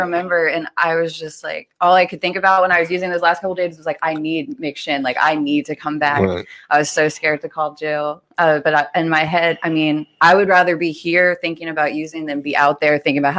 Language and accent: English; Richmond, Virginia, United States; I grew up in Richmond.